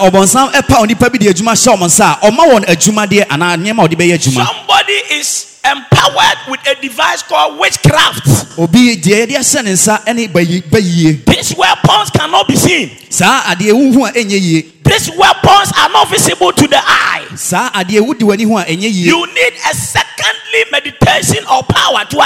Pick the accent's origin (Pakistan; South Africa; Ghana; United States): Ghana; moved away; my hometown, talk about Borahafo